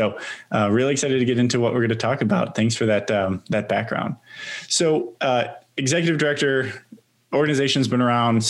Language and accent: English; Chicago, Illinois, United States; I'm born and raised in Chicago. So Chicago is very dear to me.